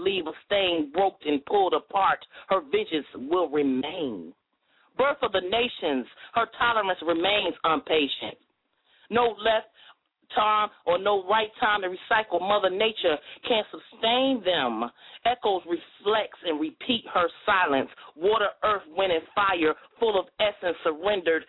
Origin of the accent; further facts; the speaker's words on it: New Jersey, United States; now in Nashville, United States; I'm from Jersey, but I reside in Nashville